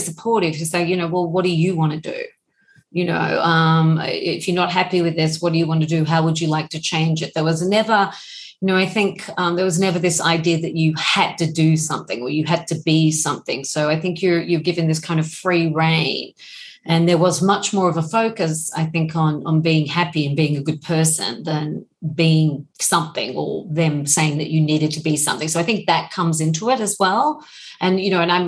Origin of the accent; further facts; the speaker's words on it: Melbourne, Victoria, Australia; I grew up in Bulim in Melbourne in Australia